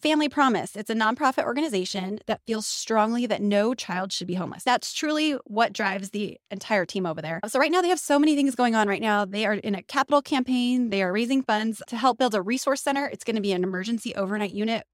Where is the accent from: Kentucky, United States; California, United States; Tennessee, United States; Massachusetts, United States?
California, United States; Elk Valley; also born or lived in Santa Clarita; I'm from the Elk Valley